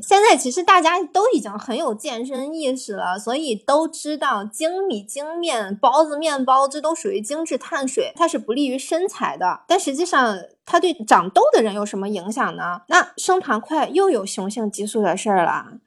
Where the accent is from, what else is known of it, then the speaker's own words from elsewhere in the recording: China; 我们中国人